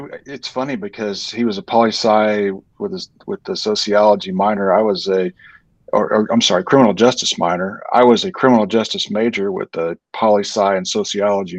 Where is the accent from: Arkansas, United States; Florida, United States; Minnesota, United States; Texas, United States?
Texas, United States; Fort Worth; I had grown up in the area, and I went to Crowley High School. So I'm from Fort Worth originally